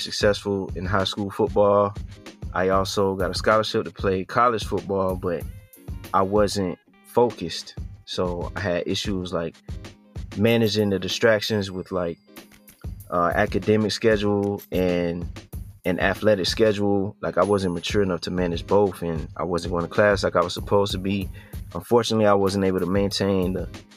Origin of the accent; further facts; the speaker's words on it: Statesboro, Georgia, United States; also born or lived in Atlanta, Georgia; I was born in Atlanta, Georgia. But I grew up in a town called Statesboro, Georgia, which is like southeast near Savannah area in Georgia